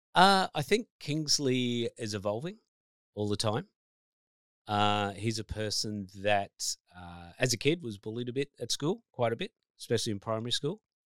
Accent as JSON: {"language": "English", "region": "New South Wales", "country": "Australia", "tie": "born or raised there", "moved": "yes", "said": "I grew up in New South Wales originally, so a Blue supporter."}